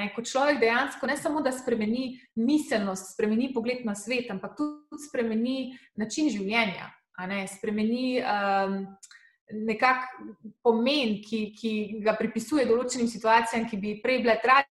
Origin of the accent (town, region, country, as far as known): Slovenia; moved away as an adult